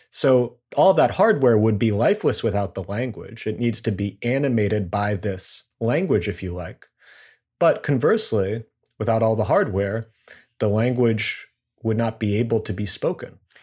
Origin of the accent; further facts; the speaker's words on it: United States; as an American